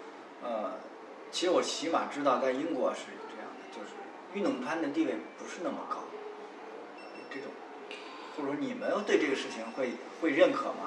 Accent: Northwest China, China; 我是西北人，

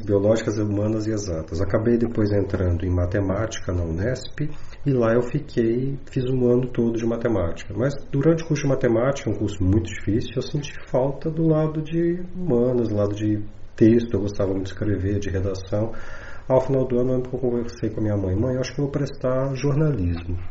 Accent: Minas Gerais, Brazil; now in São Paulo, Brazil; eu sou mineiro, moro em São Paulo, mas eu sou mineiro lá de Minas Gerais

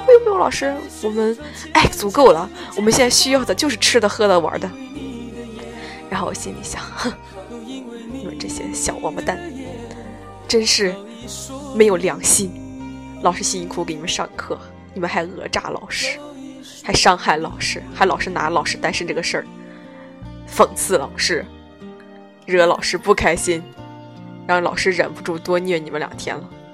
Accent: Henan, China; 作为一个河南人

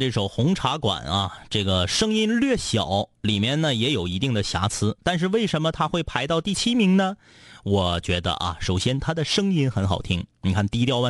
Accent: Changtu, Liaoning, China; 我是昌图的。

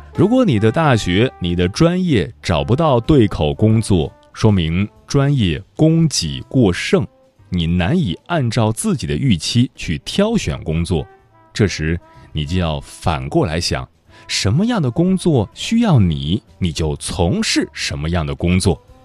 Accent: Fujian, China; 我是福建人

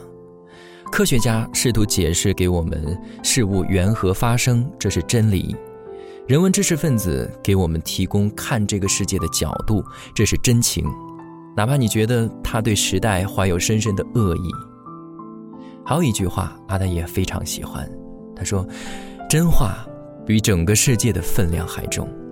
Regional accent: China; 作为中国人，我们生于斯，长于斯，歌枯于斯

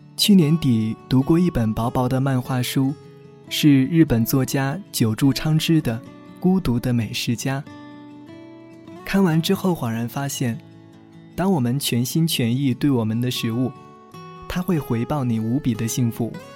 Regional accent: southern China, China; 作为南方人的我

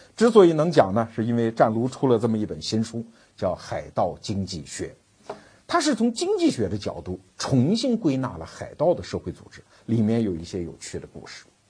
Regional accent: China; 我们中国人

